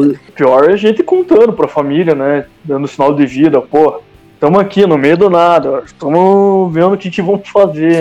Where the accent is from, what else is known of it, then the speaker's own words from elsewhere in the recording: Curitiba, Paraná, Brazil; estamos de Curitiba